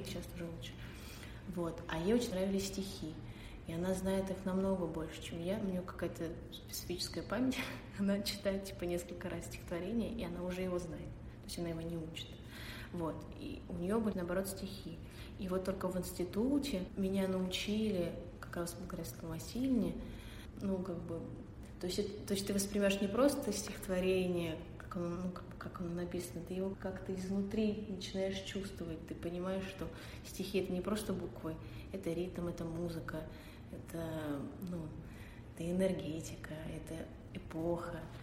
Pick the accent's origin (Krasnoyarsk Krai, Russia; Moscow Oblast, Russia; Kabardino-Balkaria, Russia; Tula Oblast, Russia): Moscow Oblast, Russia; Dmitrov; Я из Подмосковья, из города Дмитров